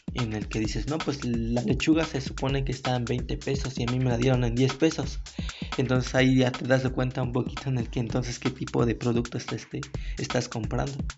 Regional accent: Mexico; nosotros como mexicanos

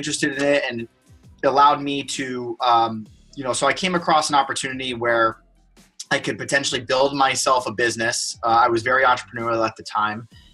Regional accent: North Miami Beach, Florida, United States; moved away as an adult; also born or lived in Boston; I'm from Miami, Florida, born and raised in North Miami Beach.

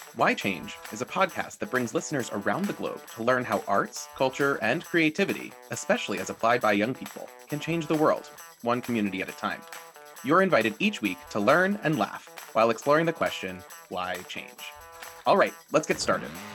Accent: Washington, District of Columbia, United States; here in my hometown in Washington D.C.

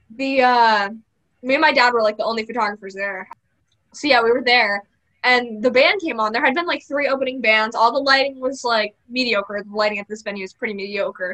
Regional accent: Connecticut, United States; I'm from Connecticut

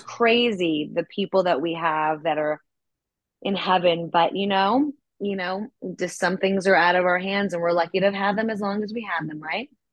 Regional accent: New York City, New York, United States; as far as New York City goes, um, that's my hometown. I'm from Manhattan.

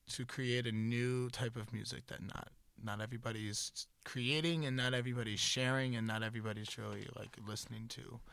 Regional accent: Boston, Massachusetts, United States; moved away; also born or lived in Florida / Worcester / Montana; I'm from Florida, but I moved to Boston when I was like four or five, Bet. and then grew up in Boston area

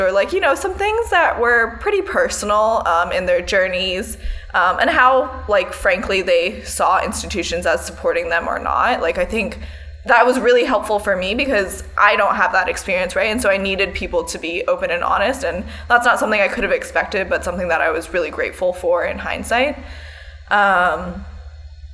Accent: United States; also born or lived in Portugal; us as Americans, us as American women

